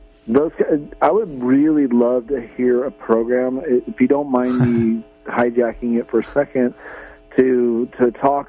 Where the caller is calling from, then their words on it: Redway, California, United States; I'm just from Redway